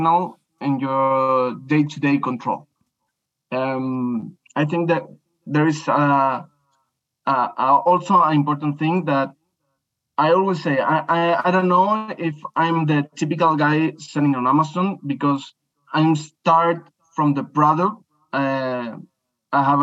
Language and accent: English; Chile; I'm from Chile, Latin America.